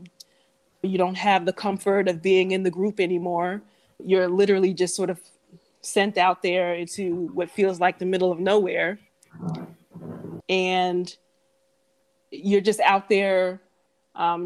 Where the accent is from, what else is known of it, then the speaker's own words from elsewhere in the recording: United States; moved away as an adult; also born or lived in Africa / Southeast Asia; I'm American